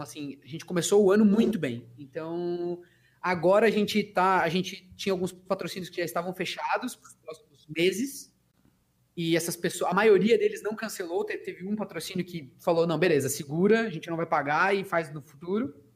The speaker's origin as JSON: {"language": "Portuguese", "town": "Socorro", "region": "São Paulo", "country": "Brazil", "moved": "yes", "said": "minha terra lá, eu sou de Socorro, né, interior de São Paulo"}